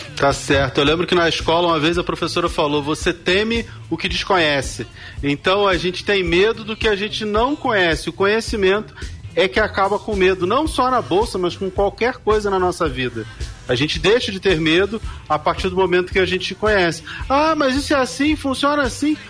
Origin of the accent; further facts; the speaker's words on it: Rio de Janeiro, Brazil; Eu nasci muito pobre, numa região carente do Rio de Janeiro. Eu sou lá do bairro do Rio Comprido